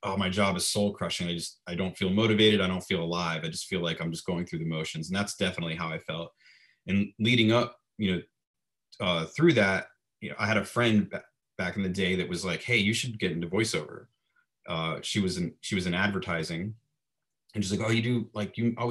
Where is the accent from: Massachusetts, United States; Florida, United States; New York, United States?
Florida, United States; moved away as an adult; also born or lived in Fort Lauderdale, Florida / Orlando, Florida; now in Los Angeles, United States; I'm originally from Florida, lived in South Florida, Fort Lauderdale, and lived in Orlando for 22 years